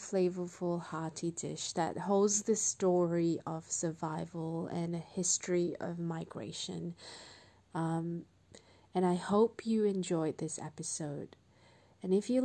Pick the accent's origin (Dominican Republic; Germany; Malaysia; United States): Malaysia; now in Australia; growing up in Malaysia